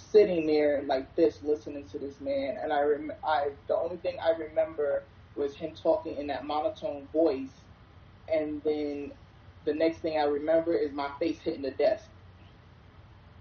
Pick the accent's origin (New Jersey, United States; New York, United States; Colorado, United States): New York, United States; also born or lived in South Carolina; I am from New York, the food capital of the world